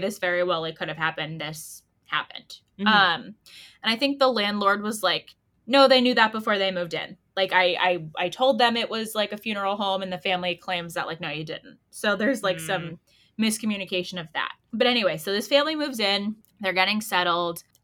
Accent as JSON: {"language": "English", "region": "Connecticut", "country": "United States", "said": "we're the nutmeg state"}